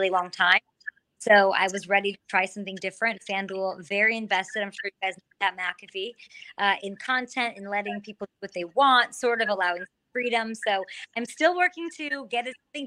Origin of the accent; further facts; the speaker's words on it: Chicago, Illinois, United States; moved away as an adult; also born or lived in Missouri; I grew up in Chicago, went to Mizzou.